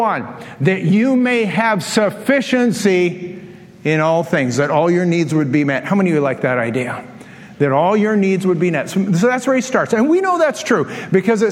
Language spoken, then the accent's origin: English; Canada; I'm from Canada